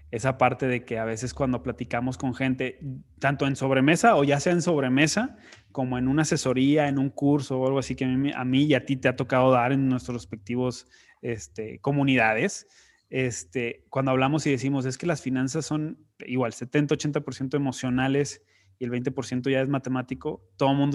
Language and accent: Spanish; Monterrey, Nuevo León, Mexico; soy de Monterrey